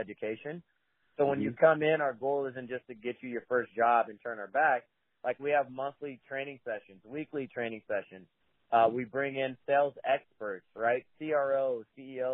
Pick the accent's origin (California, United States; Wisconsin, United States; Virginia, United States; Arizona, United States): California, United States; Richmond; Originally, I'm from the East Bay. I was raised by a single mom and a little city called Richmond. It's not too far from Oakland